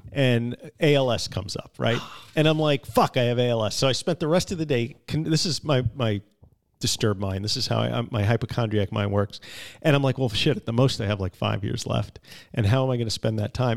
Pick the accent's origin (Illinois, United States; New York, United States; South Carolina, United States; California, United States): New York, United States; Long Island; I'm from Long Island